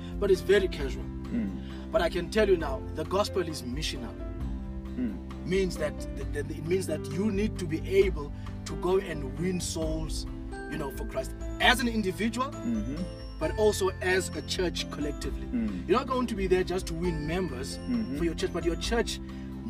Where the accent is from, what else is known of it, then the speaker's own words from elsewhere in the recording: Mpumalanga, South Africa; When I grew up in Cape Town, Mpumalanga